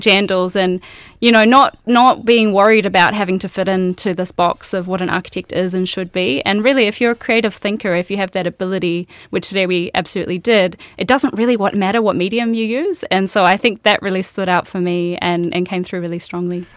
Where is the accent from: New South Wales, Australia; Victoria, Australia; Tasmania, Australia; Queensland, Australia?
Queensland, Australia; moved away as an adult; now in New Zealand; I grew up in Australia and I went to architecture school there